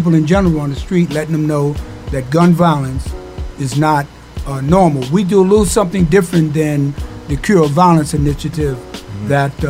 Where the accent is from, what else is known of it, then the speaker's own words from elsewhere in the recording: New York City, New York, United States; I'm from Coney Island, born and raised, CI.